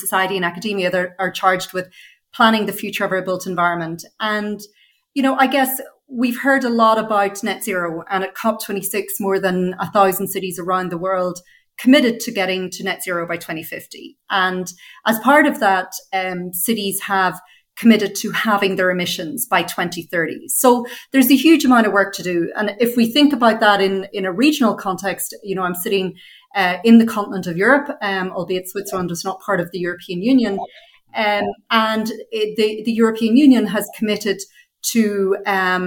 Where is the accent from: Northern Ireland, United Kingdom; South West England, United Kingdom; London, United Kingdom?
Northern Ireland, United Kingdom; I grew up in Northern Ireland